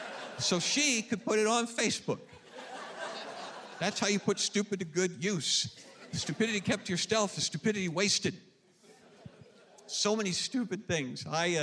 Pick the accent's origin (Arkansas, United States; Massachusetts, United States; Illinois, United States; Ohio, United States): Arkansas, United States; Flippin; I'm from Flippin', Arkansas. Family and I are at the Flippin' Church of Christ every Sunday morning. Graduated from Flippin' High School.